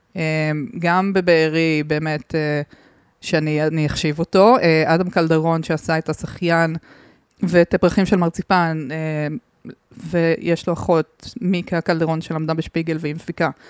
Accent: southern Israel, Israel; אני מהדרום

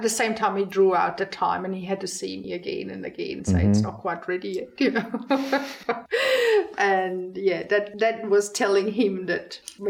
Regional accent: Switzerland; moved away as an adult; now in Australia; I grew up in the Swiss Alps, 2,000 meters above sea level in Mother Nature.

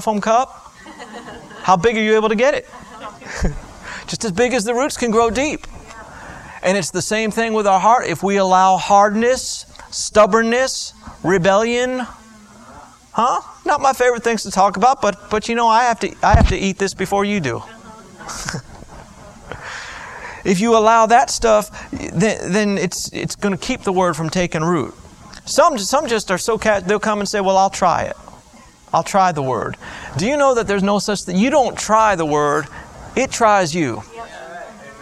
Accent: Florida, United States; I grew up in Florida and all our trees were palm trees

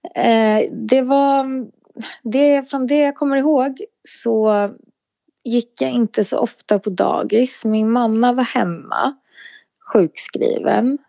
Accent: Sollentuna, Stockholm County, Sweden; jag är ifrån Sollentuna

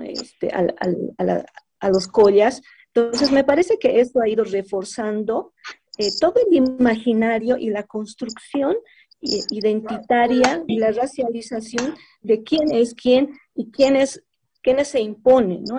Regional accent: Bolivia; somos bolivianos

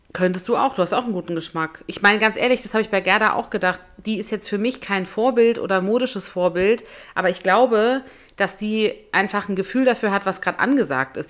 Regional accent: Berlin, Germany; in Berlin, in meiner Heimat

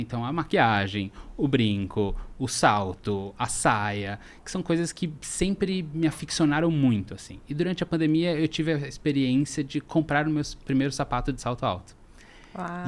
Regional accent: São Paulo, Brazil; sou daqui de São Paulo

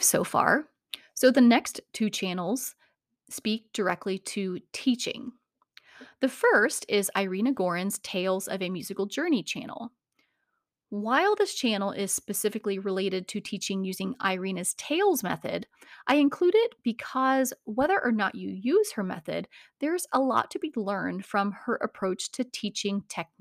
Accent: Indiana, United States; my home state of Indiana

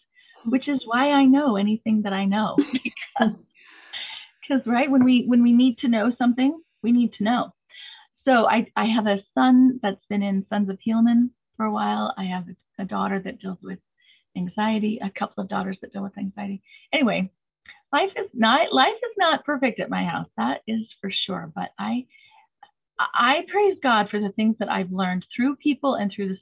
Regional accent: Preston, Idaho, United States; I grew up in Preston, Idaho

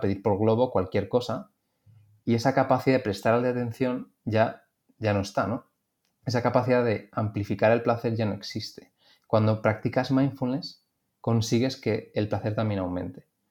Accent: Madrid, Community of Madrid, Spain; Yo que soy de Madrid

